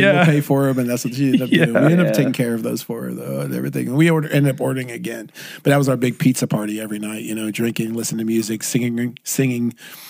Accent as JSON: {"language": "English", "town": "Irvine", "region": "California", "country": "United States", "said": "you know, I'm from Irvine. You know, I live in Irvine"}